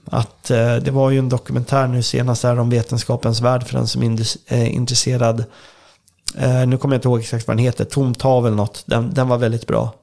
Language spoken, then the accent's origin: Swedish; Södermanland, Sweden; jag kommer ju från eh, Sörmland då, och här är väldigt många sjöar